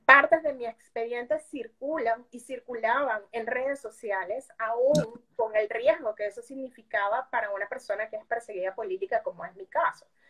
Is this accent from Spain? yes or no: no; Venezuela; moved away as an adult; now in Peru; como nosotros, como los venezolanos que hemos vivido, sufrido e incluso sobrevivido a la persecución del régimen, y eso es lo que nos ha llevado a ti, a mí, a millones de venezolanos a salir.